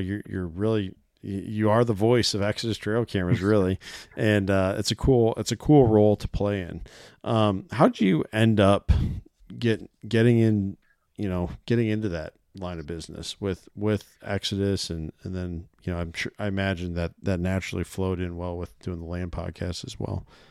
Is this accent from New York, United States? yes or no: no; Iowa, United States; I'm a resident here. I was born in Iowa